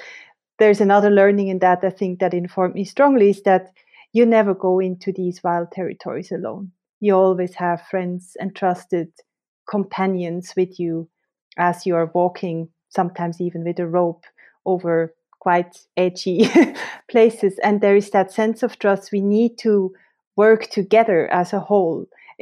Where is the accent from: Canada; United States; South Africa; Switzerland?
Switzerland; I grew up in Switzerland, close to the mountains, and nature had always a very special place in my life.